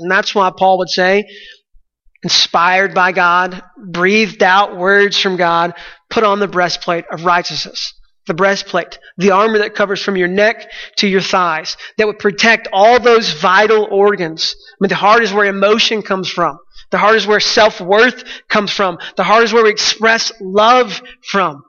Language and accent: English; Texas, United States; I'm from Texas